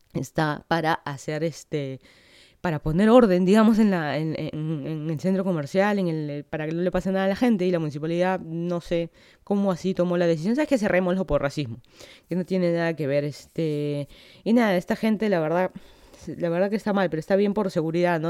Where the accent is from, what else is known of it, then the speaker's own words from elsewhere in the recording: Lima, Peru; moved away as an adult; now in Miami, United States; yo soy de Lima, Perú. Hace casi dos años me mudé para acá, para Florida, para hacer mi maestría